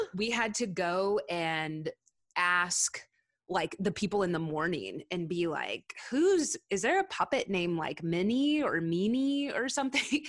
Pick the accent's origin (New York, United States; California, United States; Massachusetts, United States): California, United States; Southern; moved away as an adult; also born or lived in Castle Rock, Colorado; I'm from Southern California